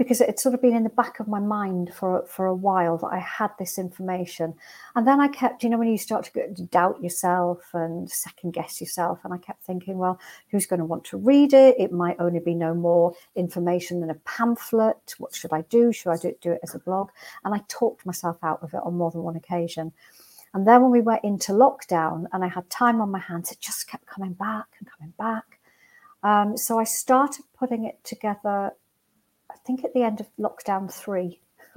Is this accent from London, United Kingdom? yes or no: no; Newcastle upon Tyne, North East England, United Kingdom; I'm from Newcastle originally and come from a working class background